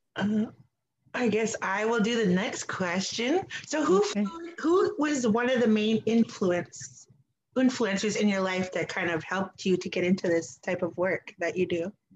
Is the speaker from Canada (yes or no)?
yes; Wikwemikong, Ontario, Canada; now in Toronto, Canada; I currently reside in Toronto and I am from Wikwemkong and Skamuk